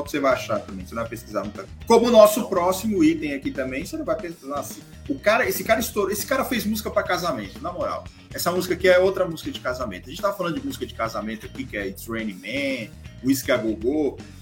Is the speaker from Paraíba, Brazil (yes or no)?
no; São Paulo, Brazil; eu e o Rodrigo, a gente nasceu na roça, pé vermelho, na brincadeira, a gente é de São Paulo